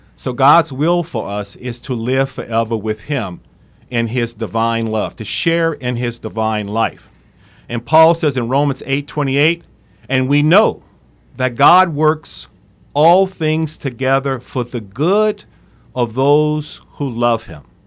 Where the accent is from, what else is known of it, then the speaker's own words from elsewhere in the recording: Opelousas, Louisiana, United States; I was born in Opelousas, and, uh, came from a very good family